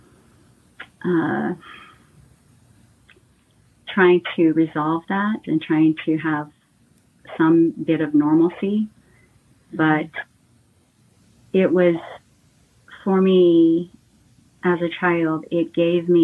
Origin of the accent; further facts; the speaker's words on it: California, United States; I was born in California